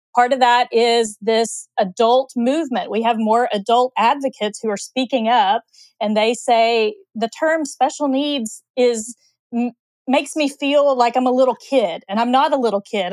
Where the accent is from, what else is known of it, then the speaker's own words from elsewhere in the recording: Oklahoma, United States; I grew up in Oklahoma